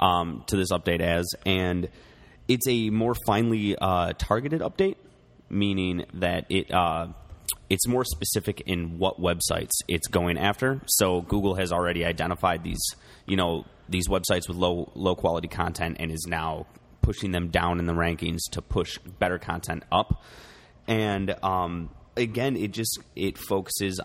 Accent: United States; We're American

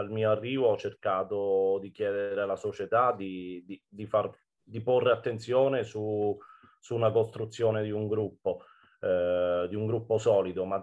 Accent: Fabriano, Marche, Italy; born there; perché di fatto sono nato a Fabriano, ma non alleno a Fabriano da 11 anni

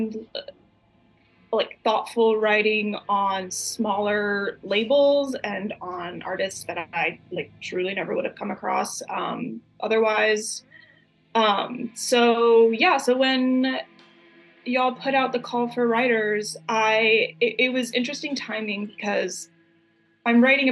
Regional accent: Texas, United States; now in Chicago, United States; I'm from Texas

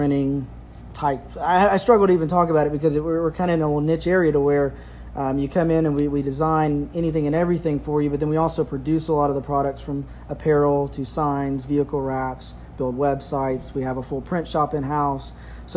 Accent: Lufkin, Texas, United States; I grew up here in Lufkin, Texas

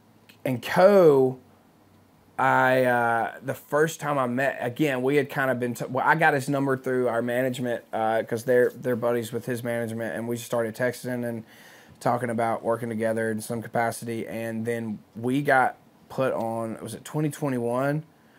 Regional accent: Philadelphia, Mississippi, United States; moved away as an adult; now in Nashville, United States; being from Philadelphia

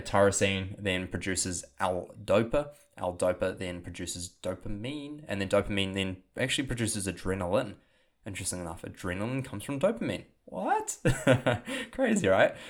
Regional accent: New Zealand; accent: New Zealand; my New Zealand accent

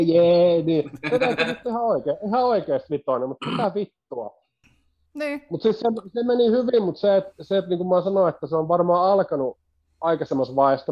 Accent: Kangasniemi, Southern Savonia, Finland; moved away as an adult; also born or lived in Kuopio / Jyväskylä / Vaasa / Ilmajoki; mä alun perin Savosta lähtöisin

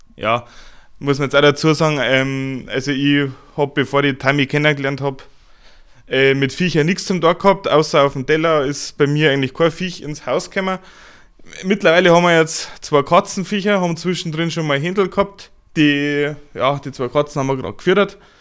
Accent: Upper Bavaria, Germany; ein netter Kerl aus Oberbayern

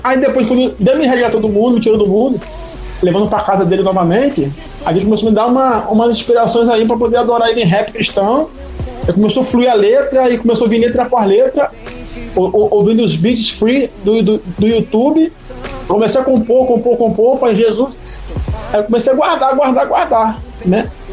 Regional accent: São Gonçalo, Rio de Janeiro, Brazil; moved away; eu sou de São Gonçalo, Rio de Janeiro, região metropolitana do Rio

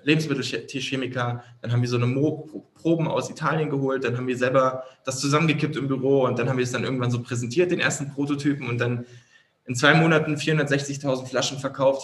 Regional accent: Berlin, Germany; als Berliner

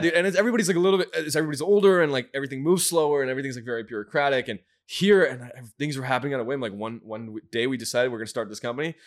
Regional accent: Michigan, United States; moved away as an adult; I grew up in Michigan

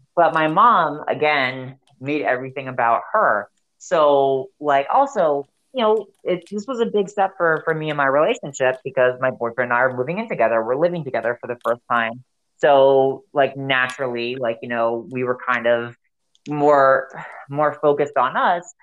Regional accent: South Florida, United States; moved away; also born or lived in Montana; I'm from the south. I'm from South Florida

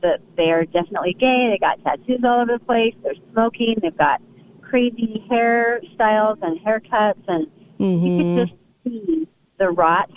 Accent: Anaheim, California, United States; I grew up in Disneyland, going there all the time

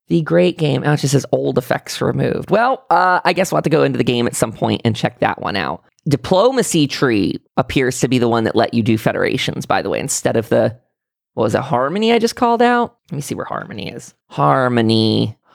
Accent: near Pittsburgh, Pennsylvania, United States; born or raised there; also born or lived in Salt Lake City, Utah

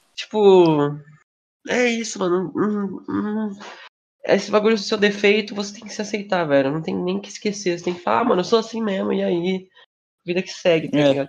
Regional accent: Brazil; como brasileiro

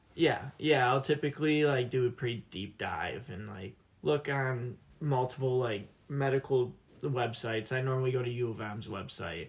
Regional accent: Wixom, Michigan, United States; I'm from Wixom, Michigan

